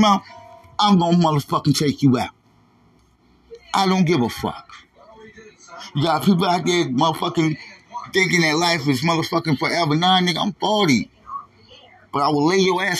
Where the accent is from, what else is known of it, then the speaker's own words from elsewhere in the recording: New York, United States; moved away; I'm from New York State, nigga. We gangsters out there